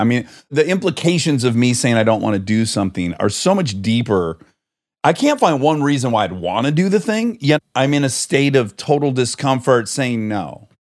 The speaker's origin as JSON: {"language": "English", "region": "Michigan", "country": "United States", "said": "we're both from Michigan"}